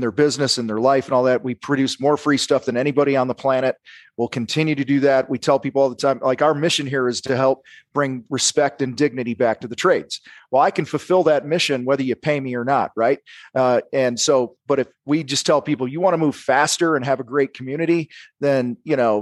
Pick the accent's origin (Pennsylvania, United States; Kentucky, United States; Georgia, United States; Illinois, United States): Illinois, United States; outside of Chicago; I grew up outside of Chicago